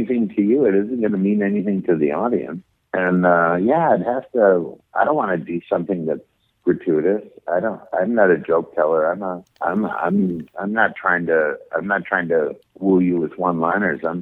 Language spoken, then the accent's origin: English; Minnesota, United States; moved away; when I was growing up in Minnesota